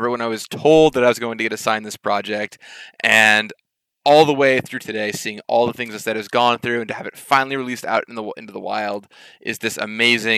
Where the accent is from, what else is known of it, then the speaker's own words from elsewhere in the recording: Seattle, Washington, United States; I grew up in Seattle half the year